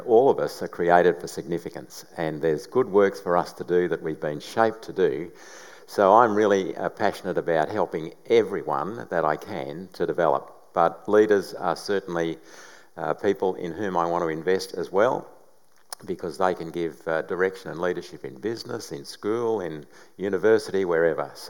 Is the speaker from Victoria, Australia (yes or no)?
yes; Bendigo, Victoria, Australia; moved away as an adult; now in Melbourne, Australia; I'm a country boy. Born and bred in Bendigo, came to Melbourne the day after I turned 18 to do some study